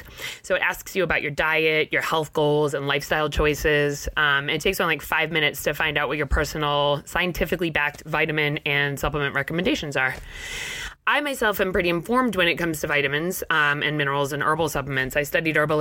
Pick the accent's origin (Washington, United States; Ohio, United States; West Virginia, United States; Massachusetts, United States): Massachusetts, United States; Mattapoisett; moved away as an adult; now in Maine, United States; I'm from Mattapoisett, Mass, down near New Bedford.